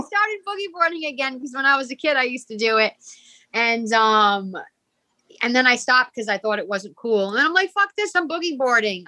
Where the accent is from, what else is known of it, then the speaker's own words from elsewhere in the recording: Burrillville, Rhode Island, United States; accent: Rhode Island; This is from Rhode Island. I was born and raised here.